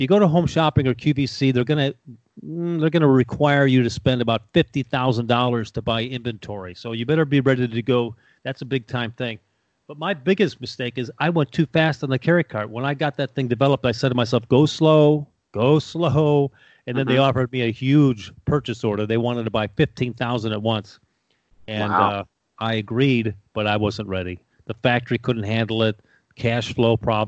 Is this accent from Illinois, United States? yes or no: yes; Chicago, Illinois, United States; now in Tampa, United States; I was born in Chicago